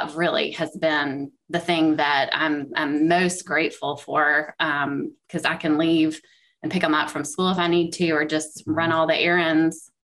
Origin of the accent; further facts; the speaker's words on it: Macon, Georgia, United States; now in Columbia, United States; I'm from Macon, Georgia originally